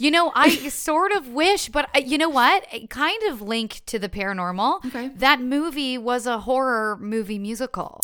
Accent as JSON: {"language": "English", "town": "Ottawa", "region": "Ontario", "country": "Canada", "tie": "born or raised there", "also_born_or_lived": "Montreal", "first_language": "French", "second_language": "English", "moved": "as an adult", "lives_now": "Toronto, Canada", "said": "French is my first language. I was born in Montreal, right. grew up in Ottawa."}